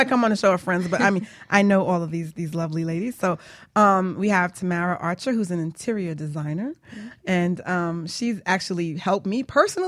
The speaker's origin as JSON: {"language": "English", "country": "Jamaica", "said": "I'm Jamaican"}